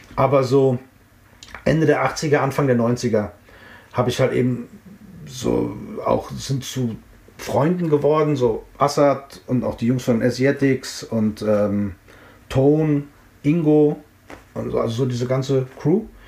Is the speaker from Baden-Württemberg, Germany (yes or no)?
no; Frankfurt, Hesse, Germany; also born or lived in Offenbach; ich bin in Offenbach geboren und zehn Minuten später bin ich in Frankfurt gewesen